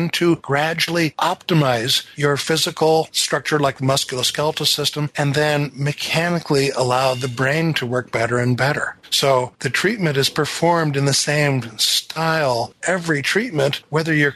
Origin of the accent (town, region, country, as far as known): north of Seattle, Washington, United States; born or raised there